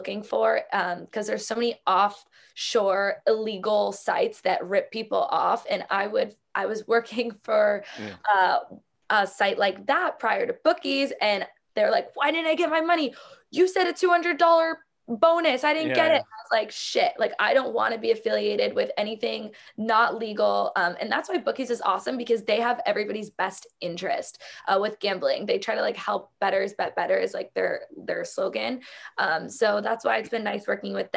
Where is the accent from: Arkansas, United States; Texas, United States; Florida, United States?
Florida, United States; South; I grew up in South Florida.